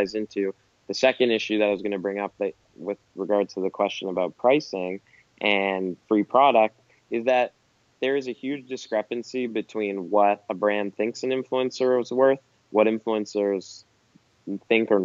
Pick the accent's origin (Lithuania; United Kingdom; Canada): Canada; as a Canadian